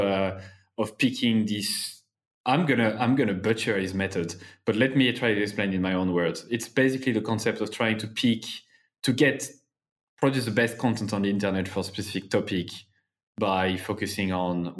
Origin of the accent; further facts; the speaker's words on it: Clermont-Ferrand, Auvergne-Rhône-Alpes, France; I'm from Clermont-Ferrand in France, Clermont.